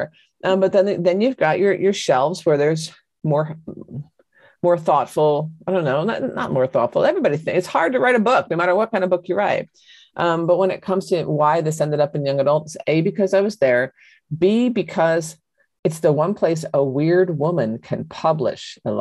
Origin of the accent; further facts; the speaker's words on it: John Updike country, Pennsylvania, United States; I come from John Updike country